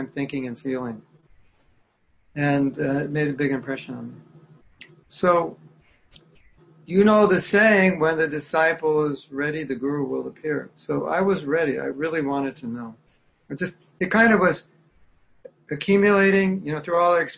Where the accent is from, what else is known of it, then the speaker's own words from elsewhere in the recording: California, United States; also born or lived in Berkeley, California; now in Florida, United States; I grew up in California